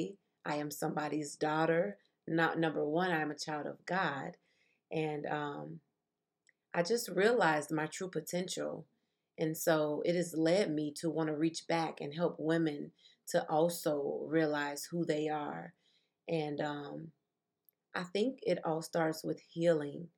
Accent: Chicago, Illinois, United States; I was born and raised in Chicago, Illinois

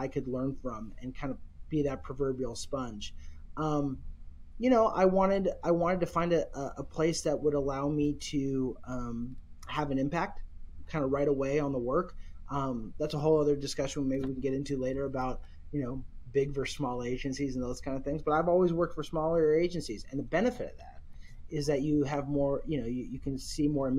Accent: Seattle, Washington, United States; I'm born and raised in Seattle

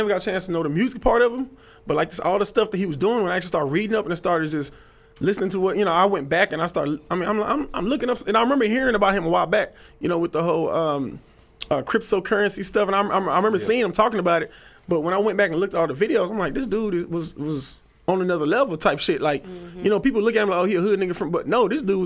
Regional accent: Dallas, Texas, United States; I'm from Keystone Polk

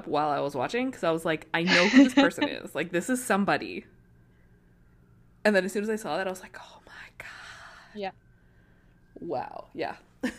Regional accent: Canada; We're Canadian, it's bilingual

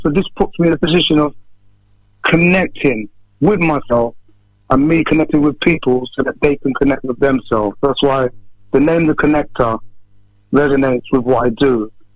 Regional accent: Northampton, East Midlands, United Kingdom; growing up in Northampton many years ago

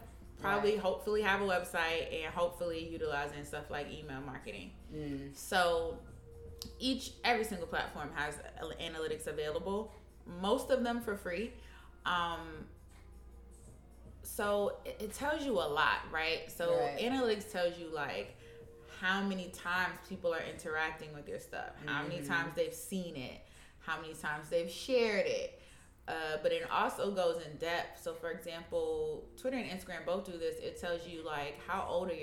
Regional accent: New York City, New York, United States; I'm from Harlem

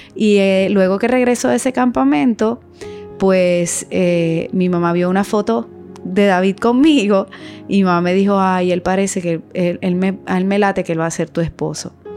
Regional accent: Venezuela; yo me siento venezolana también porque nací y me crié en ese hermoso país

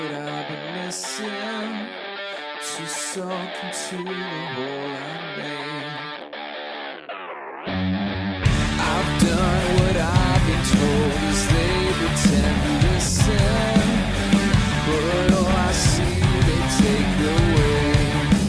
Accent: Canada; I'm Canadian

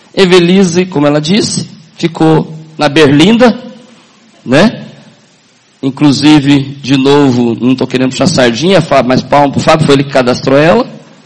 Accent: Paranavaí, Paraná, Brazil; sou do norte do Paraná, Paranavaí. Quem conhece Paranavaí aqui? Conhece? Sou lá do norte do Paraná. Nasci lá em 64

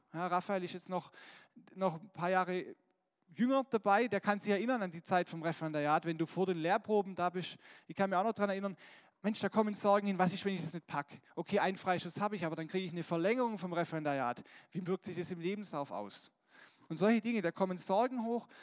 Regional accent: Germany; wir als Deutsche

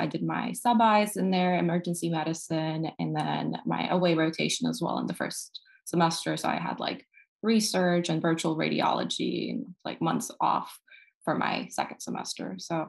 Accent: Houston, Texas, United States; I'm from Houston. I went to Rice for undergrad and I will be going to UC Davis for psychiatry.

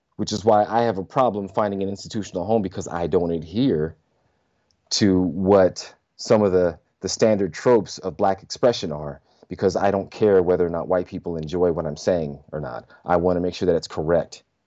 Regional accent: Southern California, United States; I was raised in California, but my sensibilities, Louisiana

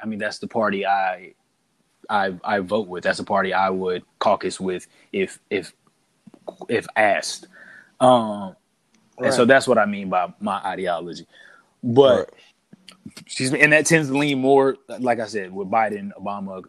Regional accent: South Carolina, United States; I'm from South Carolina

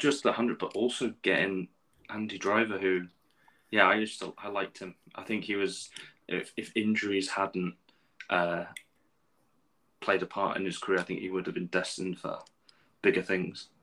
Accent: England, United Kingdom; Being an Englishman

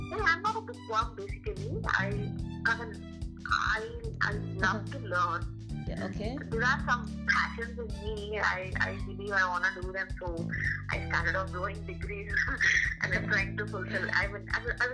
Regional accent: Andhra Pradesh, India; I am from Assam College, Jaiwara in Andhra Pradesh. Uh-huh. And, uh, I'm, I am I was born here and I pursued my education over here.

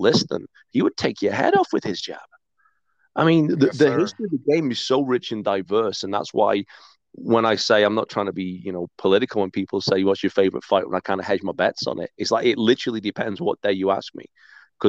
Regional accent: Hyde, North West England, United Kingdom; now in Calgary, Canada; that's my hometown

